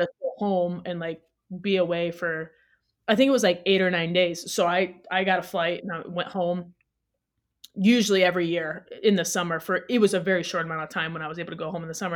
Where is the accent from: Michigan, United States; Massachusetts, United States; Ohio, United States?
Ohio, United States; Toledo; moved away as an adult; also born or lived in Cleveland / Gothenburg, Sweden; now in Salt Lake City, United States; I'm originally from Toledo, Ohio. Um, So I, growing up, I started playing when I was four for a local club there.